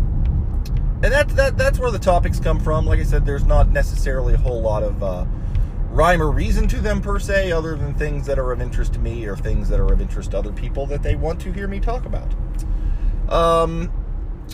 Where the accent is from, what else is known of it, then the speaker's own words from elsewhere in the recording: Ohio, United States; moved away as an adult; also born or lived in Florida; I grew up in Ohio